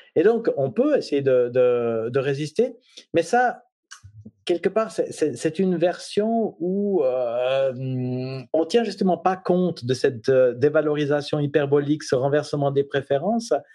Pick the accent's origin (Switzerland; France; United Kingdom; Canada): Switzerland; je suis suisse